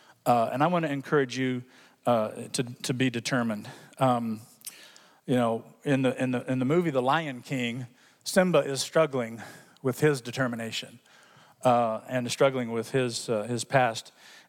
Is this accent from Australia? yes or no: no; Hong Kong; When I was growing up in Hong Kong as a missionary kid, he came and came to our church in Hong Kong